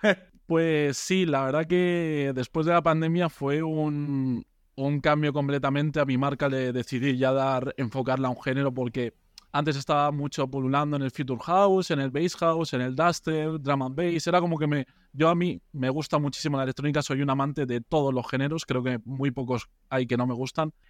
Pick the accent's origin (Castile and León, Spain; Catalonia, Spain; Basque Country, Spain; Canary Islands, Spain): Castile and León, Spain; a village in Soria; now in Madrid, Spain; yo no soy de Madrid, soy de un pueblo de Soria, de la montaña